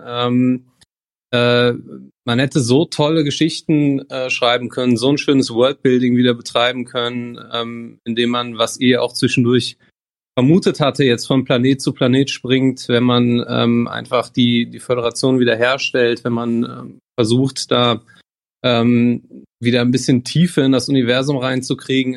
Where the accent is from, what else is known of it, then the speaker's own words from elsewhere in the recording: near Bonn, North Rhine-Westphalia, Germany; aus der Nähe von Bonn